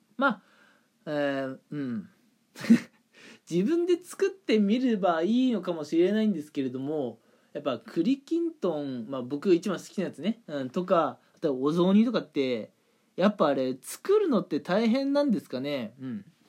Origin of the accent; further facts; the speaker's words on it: Toyama, Japan; now in Kanagawa, Japan; 普段いる神奈川からね、えー、地元の富山の方まで、うん。まあ、帰省するんですけれども